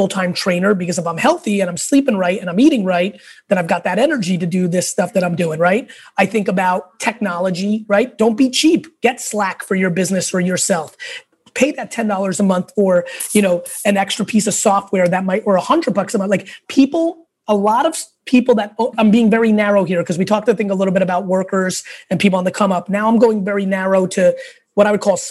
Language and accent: English; New York City, New York, United States; also born or lived in Russia; I was born in Russia. We lived in a studio apartment in Queens